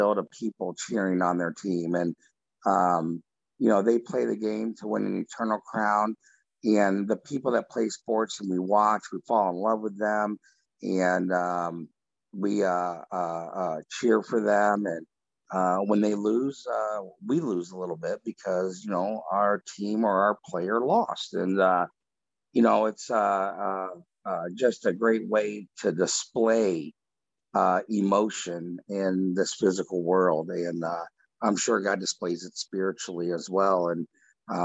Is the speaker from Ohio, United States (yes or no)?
yes; Ohio, United States; I grew up in Ohio